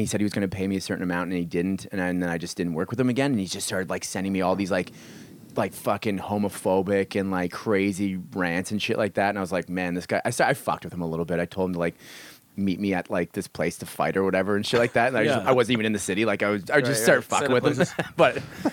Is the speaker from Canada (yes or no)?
yes; Canada; moved away as an adult; also born or lived in Yukon / Australia / Taiwan; now in United States; I'm Canadian